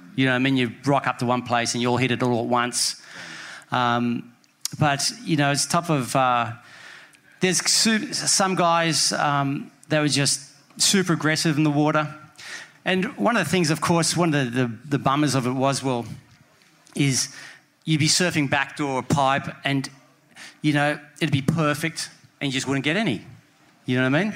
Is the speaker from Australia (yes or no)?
yes; Sydney, New South Wales, Australia; I was from Bondi